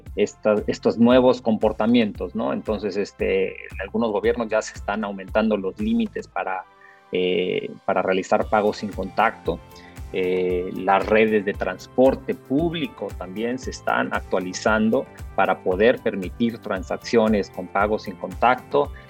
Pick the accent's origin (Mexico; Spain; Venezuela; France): Mexico; yo soy mexicano, mis padres son salvadoreños